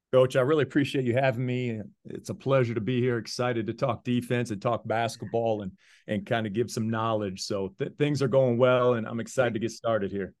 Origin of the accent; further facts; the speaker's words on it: Deckerville, Michigan, United States; moved away as an adult; also born or lived in Virginia / Arizona; I was born in Virginia, but I grew up in a small town, Deckerville, Michigan